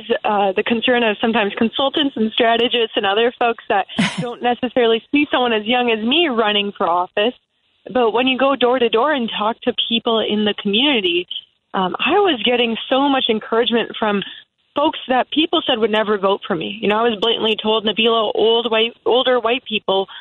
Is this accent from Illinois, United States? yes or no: yes; Palatine, Illinois, United States; I was born and raised in Palatine. I grew up there